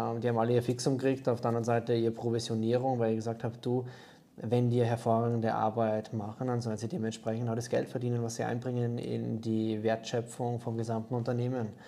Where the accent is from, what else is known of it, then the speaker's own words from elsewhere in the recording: Austria; now in Germany; ursprünglich bin ich ja Österreicher, wird man wahrscheinlich schwer ähm, oder unschwer hören können